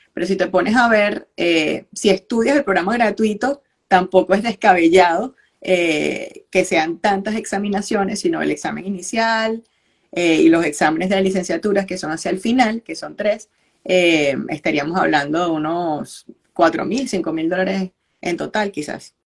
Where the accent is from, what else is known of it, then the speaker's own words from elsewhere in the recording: Valencia, Carabobo, Venezuela; moved away as an adult; also born or lived in near El Paso, Texas; now in United States; yo soy ontólogo ortodoncista de Venezuela, de Valencia